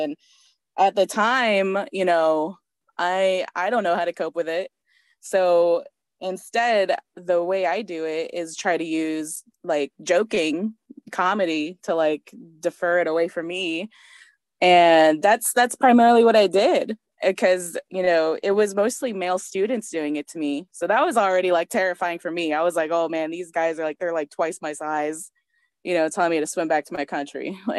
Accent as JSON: {"language": "English", "country": "Germany", "tie": "born there", "said": "I'm Bolivian Honduran, I was born in Germany, like, you know, the whole thing."}